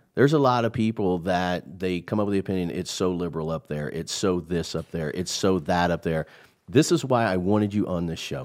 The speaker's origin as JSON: {"language": "English", "region": "Midwest", "country": "United States", "said": "I'm from the Midwest"}